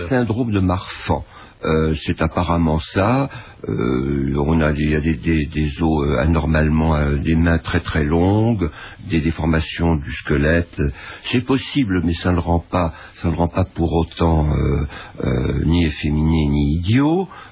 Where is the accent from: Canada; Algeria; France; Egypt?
Egypt; moved away; also born or lived in Cairo, Egypt; j'ai vécu toute mon enfance à Boukerkas, qui est pas loin de et la Marne